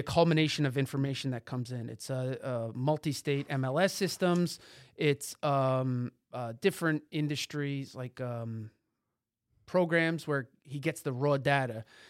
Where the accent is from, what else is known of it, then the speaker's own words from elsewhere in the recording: tri-state area, United States; also born or lived in Boston; Boston was a, uh, shell shocking for me coming from the tri-state area